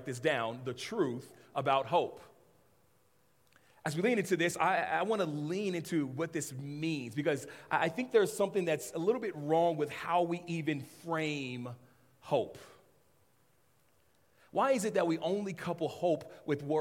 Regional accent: Los Angeles, California, United States; I grew up in Los Angeles area

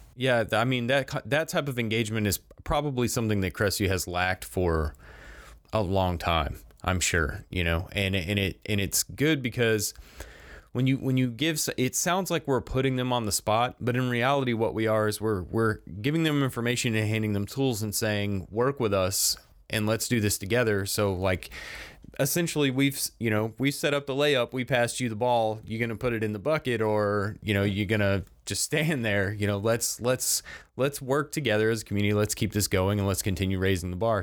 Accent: Crestview, Florida, United States; growing up in Crestview

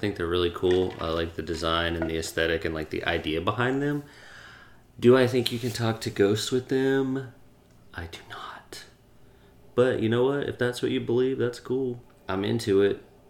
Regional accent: Gulf Coast, United States; we grew up on the Gulf Coast

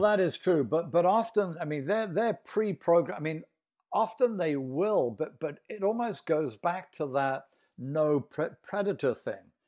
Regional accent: United Kingdom; now in Boston, United States; I'm British, but I'm near Boston here

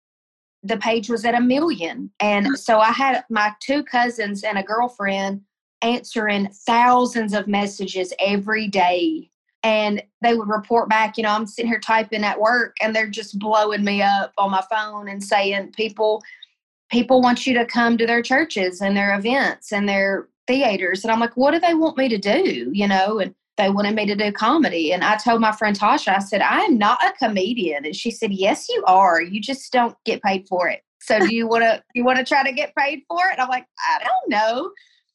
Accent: Tennessee, United States; moved away as an adult; also born or lived in Colorado; I moved home from Colorado. I was in Colorado, and I moved home to Tennessee, moved in with my parents

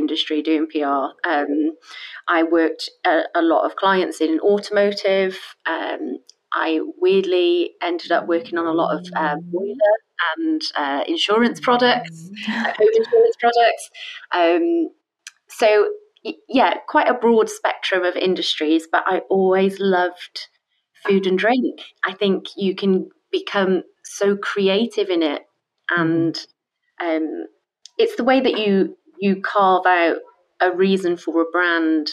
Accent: Wales, United Kingdom; moved away as an adult; also born or lived in London; I'm from Wales originally

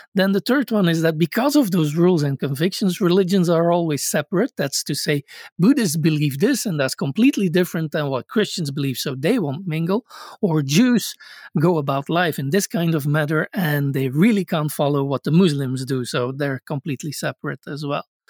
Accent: Belgium; I grew up in Belgium

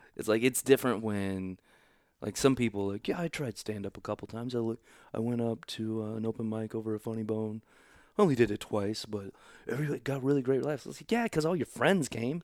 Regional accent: Overland Park, Kansas, United States; also born or lived in Oklahoma / Missouri; I grew up in Overland Park, Kansas.

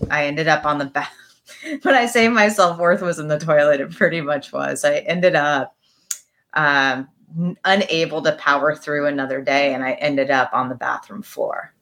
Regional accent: Midwest, United States; I come from the Midwest

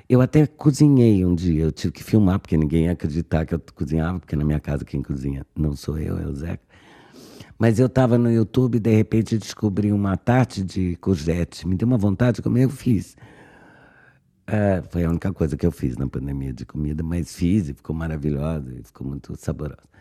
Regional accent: Brazil; moved away; para ser muito brasileira

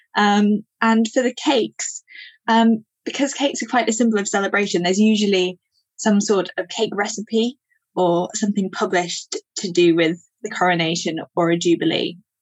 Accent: Yorkshire Dales, northern England, Yorkshire and the Humber, United Kingdom; I grew up in the Yorkshire Dales in northern England

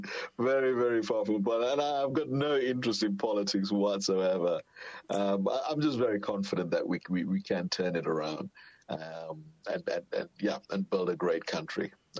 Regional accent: South Africa; moved away as an adult; also born or lived in London; as a South African, you tend to take that for granted. But trust me, if you've been working and living in London for many years, it was absolutely an amazing thing to wake up in the morning and see sunshine.

